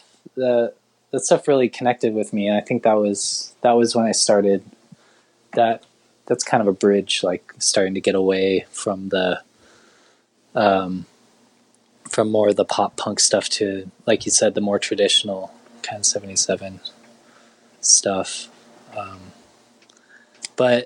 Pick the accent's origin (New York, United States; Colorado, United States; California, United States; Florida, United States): California, United States; Laguna Beach; the town I grew up in Laguna Beach